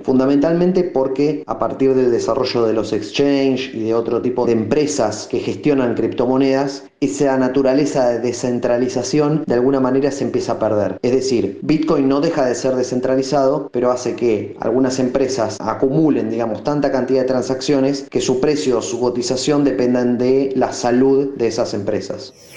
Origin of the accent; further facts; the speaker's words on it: Argentina; now in Barcelona, Spain; soy argentino, vivo en Barcelona